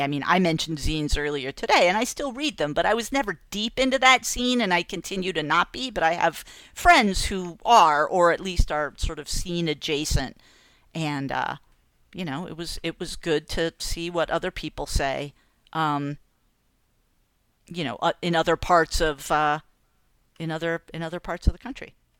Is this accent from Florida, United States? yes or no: no; Massachusetts, United States; moved away; two towns over from where I grew up in Massachusetts